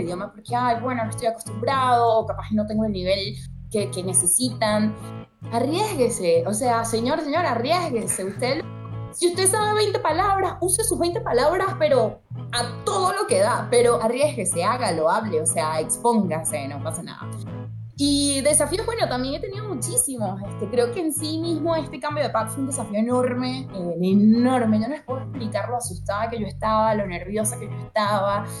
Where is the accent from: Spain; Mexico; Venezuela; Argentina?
Venezuela; moved away as an adult; nací en Venezuela